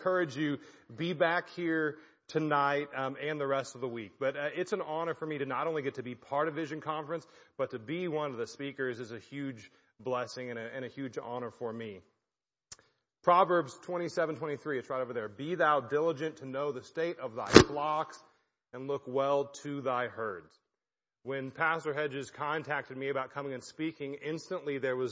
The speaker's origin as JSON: {"language": "English", "town": "Belton", "country": "United States", "tie": "born or raised there", "moved": "as an adult", "lives_now": "Ireland", "said": "I grew up in Belton and I had no idea this church existed, just like right down the road"}